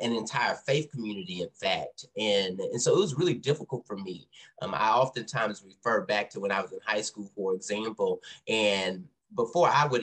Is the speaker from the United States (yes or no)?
yes; South Louisiana, United States; moved away as an adult; also born or lived in Texas / Dallas, Texas; now in Boston, United States; I'm originally from Texas and was also raised in North Louisiana, well, not North Louisiana, South Louisiana.